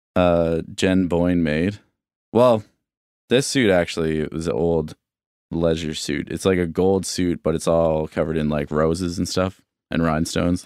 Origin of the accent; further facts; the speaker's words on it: Bedford, Nova Scotia, Canada; I grew up in Bedford, which is, you know, just a, like, I would take the bus into Halifax